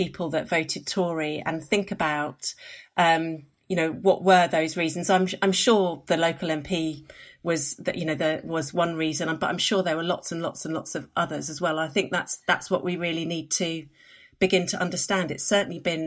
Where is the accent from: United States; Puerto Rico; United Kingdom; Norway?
United Kingdom; London; I'm a Londoner based in London